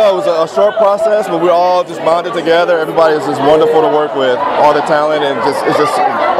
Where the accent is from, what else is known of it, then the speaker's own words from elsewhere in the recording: Detroit, Michigan, United States; also born or lived in New York; now in Los Angeles, United States; plays Marty. I'm from Detroit, Michigan. Lived in New York for a while. Now I'm out here pursuing my dream, doing Dreamgirls.